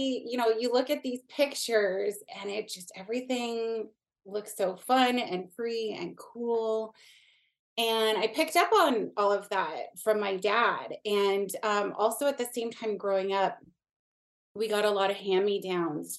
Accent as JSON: {"language": "English", "country": "Canada", "also_born_or_lived": "Niagara Region, Ontario", "said": "I live in Niagara region. In Canada. I'm Canadian."}